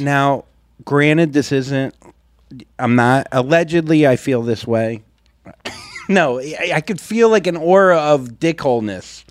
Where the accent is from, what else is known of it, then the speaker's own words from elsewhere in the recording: Florida, United States; now in Saint Louis, United States; I was raised two hours away from big sports teams in Florida